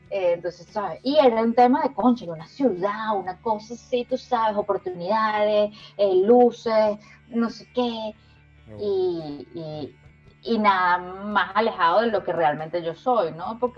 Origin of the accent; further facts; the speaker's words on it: San Antonio de los Altos, Miranda, Venezuela; Luego salimos a, nos mudamos a San Antonio de los Altos, que para mí fue una época fantástica porque fue la primera vez que yo vivía en casa.